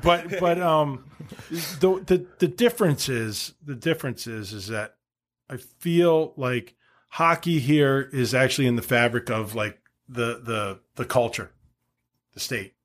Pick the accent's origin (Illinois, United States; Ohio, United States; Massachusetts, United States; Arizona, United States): Massachusetts, United States; Wilbraham; moved away; growing up in Massachusetts, high school hockey was huge